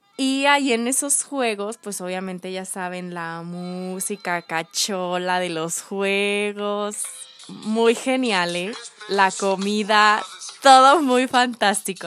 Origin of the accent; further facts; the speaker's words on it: León, Guanajuato, Mexico; somos, somos de León